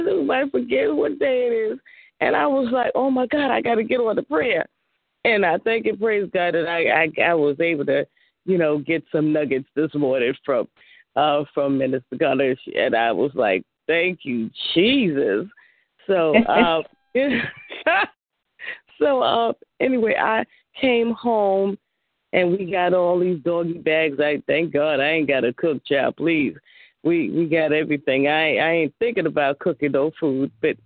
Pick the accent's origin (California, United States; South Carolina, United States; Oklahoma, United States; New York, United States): South Carolina, United States; Columbia; moved away; we're from Columbia, South Carolina